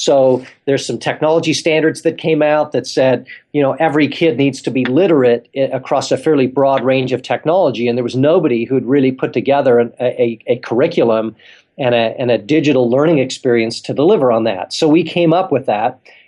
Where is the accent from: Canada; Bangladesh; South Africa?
South Africa; also born or lived in England; now in United States; I was born in England, grew up in South Africa, and now live here in the States.